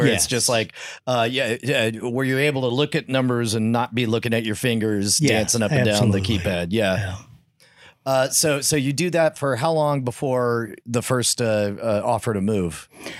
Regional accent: Fountain Valley, California, United States; born there; But I was born in Fountain Valley.

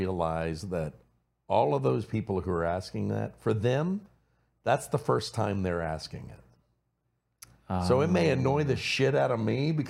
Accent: Cajun, Louisiana, United States; I'm Cajun, and I go, my Cajun family

